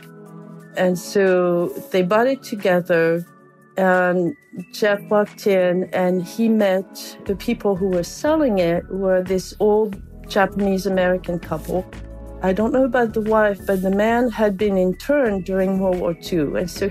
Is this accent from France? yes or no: yes; France; moved away as an adult; now in California, United States; I'm from France. I grew up in France, though I've lived in California since 1982.